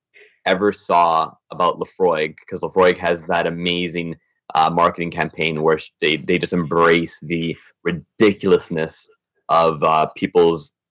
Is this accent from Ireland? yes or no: no; Canada; as a Canadian